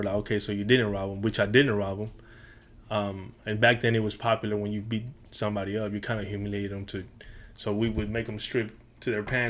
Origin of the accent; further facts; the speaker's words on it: Houston, Texas, United States; So everything, I'm telling you, I grew up in the Heights.